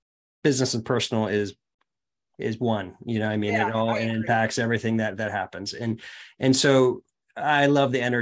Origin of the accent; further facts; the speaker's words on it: Boston, Massachusetts, United States; now in Portland, United States; I'm from Boston originally, and things are a little tougher there in communication than they are in San Francisco and in Portland, where I live, you know, in Oregon